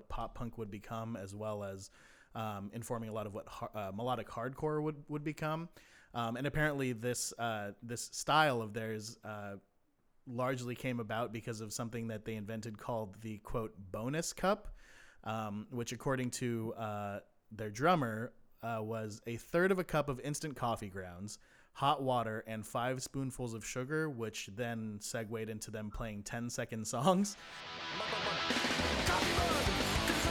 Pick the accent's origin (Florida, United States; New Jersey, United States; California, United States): California, United States; Redondo Beach; I'm from Redondo Beach, which is part of a string of towns in Southern California called the South Bay